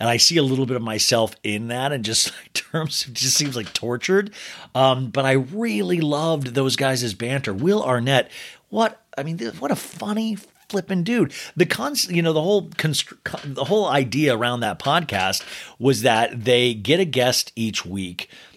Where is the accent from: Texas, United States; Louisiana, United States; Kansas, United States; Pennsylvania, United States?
Kansas, United States; Olathe; these two twins I grew up with in Olathe, Kansas